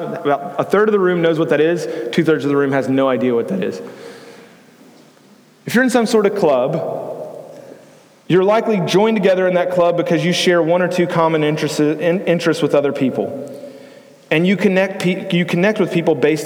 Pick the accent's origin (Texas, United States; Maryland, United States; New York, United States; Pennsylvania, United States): Texas, United States; Houston; I was born and raised in Houston